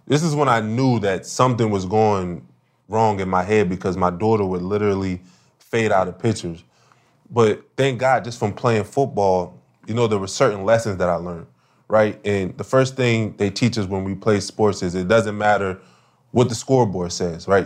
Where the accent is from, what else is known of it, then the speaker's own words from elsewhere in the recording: Wilmington, Delaware, United States; I came from Wilmington, Delaware